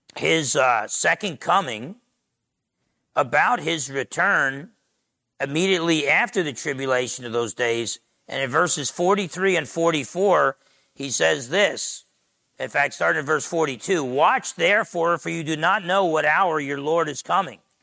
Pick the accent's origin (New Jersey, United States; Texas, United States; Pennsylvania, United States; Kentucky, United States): New Jersey, United States; I remember as a teenager growing up in Jersey